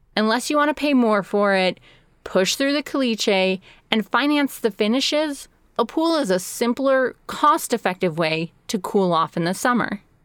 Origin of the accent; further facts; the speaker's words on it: Chicago, Illinois, United States; moved away; I grew up outside of Chicago, which means I grew up with basements